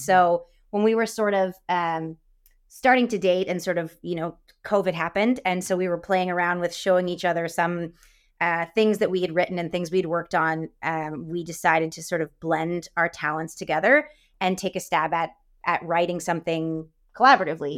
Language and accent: English; Windsor, Ontario, Canada; I grew up in Windsor, so we're right across from Detroit.